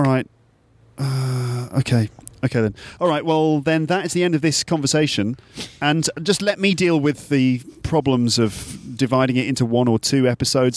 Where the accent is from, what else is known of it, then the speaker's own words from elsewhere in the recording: England, United Kingdom; accent: English; now in Paris, France; we're from England, so we've got, you know, English accents.